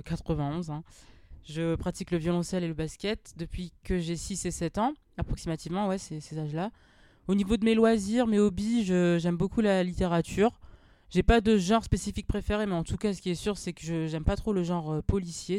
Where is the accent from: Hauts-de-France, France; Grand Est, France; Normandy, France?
Hauts-de-France, France; Amiens; Je suis née, j'ai grandi à Amiens